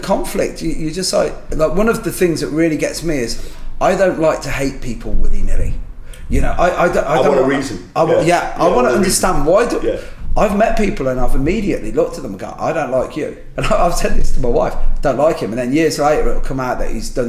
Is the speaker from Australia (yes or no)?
no; Ireland; And, you know, I'm Irish and Catholic, so I can't help that.